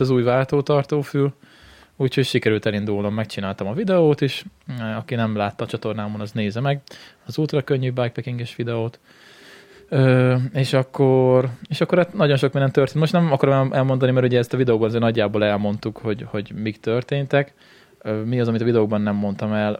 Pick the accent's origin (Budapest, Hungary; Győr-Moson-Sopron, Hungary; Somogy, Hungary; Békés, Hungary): Békés, Hungary; Békéscsaba; gyerekkoromban a Békés Csabán